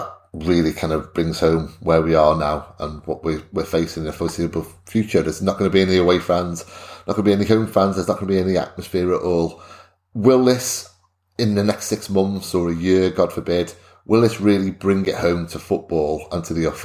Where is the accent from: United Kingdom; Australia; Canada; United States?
United Kingdom; as British people